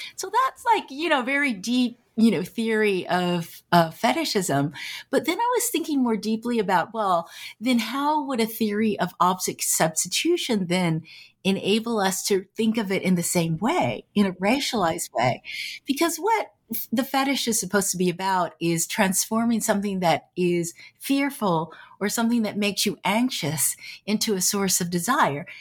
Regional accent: San Francisco Bay Area, California, United States; I grew up in the San Francisco Bay Area

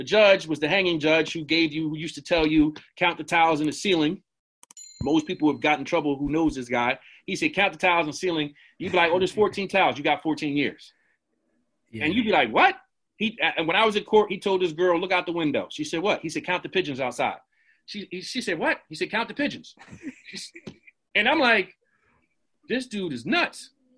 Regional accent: Jamaica; I said, dog, I'm Jamaican. It started with Jamaicans and Islanders.

